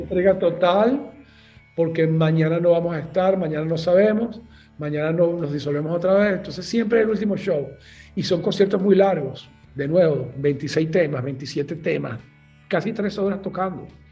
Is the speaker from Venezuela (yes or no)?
yes; Caracas, Capital District, Venezuela; moved away as an adult; yo nací en Caracas, eh, tuve una infancia realmente bastante normal